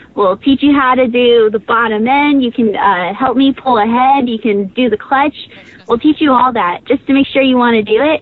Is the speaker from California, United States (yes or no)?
yes; California, United States; now in Indianapolis, United States; I'm from California, but I moved out here to Indy